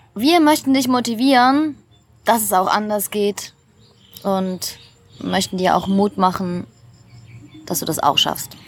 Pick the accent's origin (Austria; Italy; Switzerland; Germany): Switzerland; moved away; für mich als Schweizerin